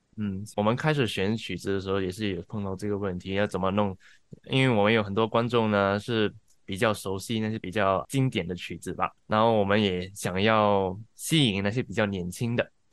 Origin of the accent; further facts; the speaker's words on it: Singapore; moved away as an adult; now in Melbourne, Australia; 我是来自新加坡的。啊，我二零 ，一六年，呃，搬到墨尔本来念书，毕业过后就继续在这里做工